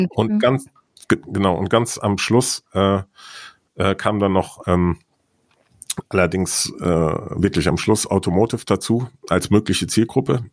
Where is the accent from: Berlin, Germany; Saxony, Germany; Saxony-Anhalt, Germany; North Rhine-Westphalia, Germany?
North Rhine-Westphalia, Germany; Siegen; Mein Geburtsort ist Siegen in Südwestfalen